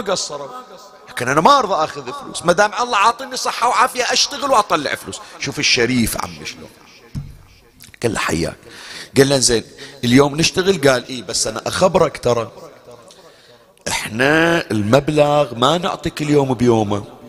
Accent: Bahrain; احنا عندنا في البحرين

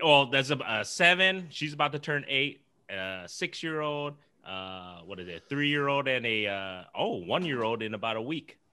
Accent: Iowa, United States; we're all from Iowa

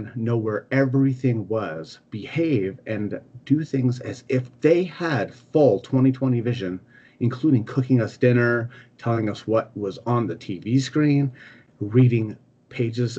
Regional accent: United States; I'm American

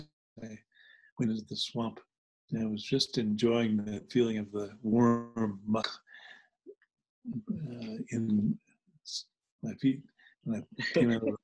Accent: New Jersey, United States; also born or lived in New Hampshire; When I grew up in New Jersey, I grew up part-time in New Jersey and part-time in New Hampshire

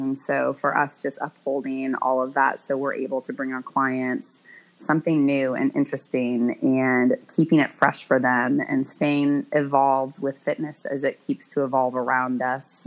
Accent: Bay Area, Northern California, United States; I grew up in the Bay Area, in Northern California

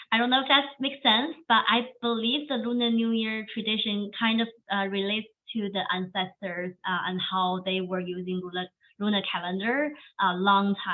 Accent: China; English is a second language; moved away as an adult; now in United States; Chinese Korean. I was born raised in China, uh, but I'm also third generation uh, Korean uh, resident.

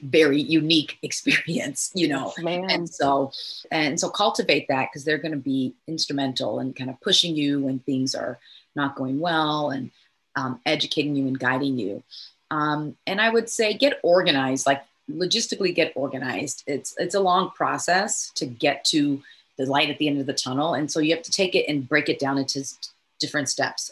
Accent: Nigeria; I'm Nigerian

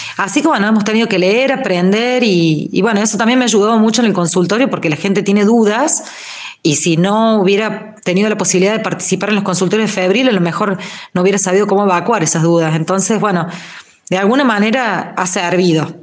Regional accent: Río Cuarto, Córdoba, Argentina; moved away; yo soy de Río Cuarto, por ejemplo, hace un año y pico que no veo a mi familia de allá

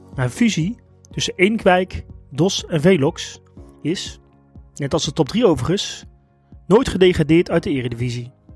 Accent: North Brabant, Netherlands; now in Utrecht, Netherlands; ik kom zelf uit Brabant

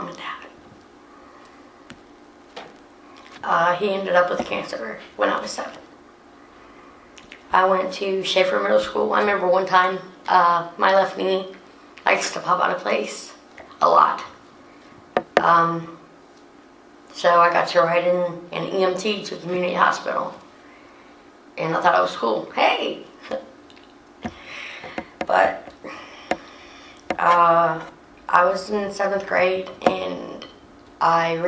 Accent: Springfield, Ohio, United States; I'm from Springfield, Ohio

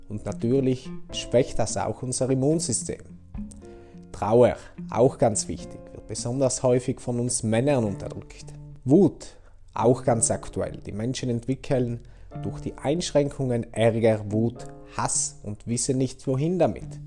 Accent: St. Lorenzen, Trentino-Alto Adige, Italy; also born or lived in Brixen; now in Bruneck, Italy; Ich bin am 21.01.92 in Brixen geboren. Aufgewachsen bin ich in St. Lorenzen. Momentan wohne ich in Bruneck

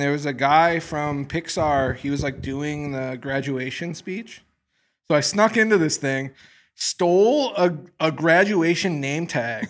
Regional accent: Midwest, United States; moved away as an adult; I'm from the Midwest.

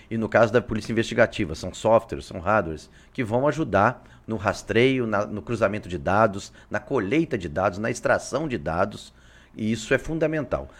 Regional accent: Juiz de Fora, Minas Gerais, Brazil; moved away as an adult; now in Acre, Brazil; Sou de Minas, Juiz de Fora, nascido lá

